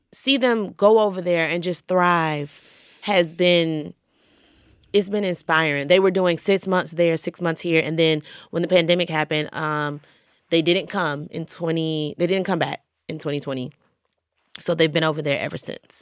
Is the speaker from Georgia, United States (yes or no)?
yes; Georgia, United States; now in New York, United States; I'm from Georgia